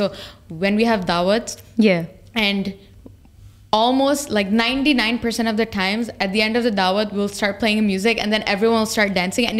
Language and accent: English; Pakistan; I'm Pakistani